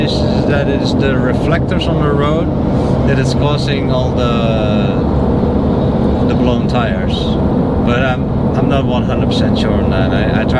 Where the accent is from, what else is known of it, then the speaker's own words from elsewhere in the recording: Netherlands; now in United States; I'm from the Netherlands.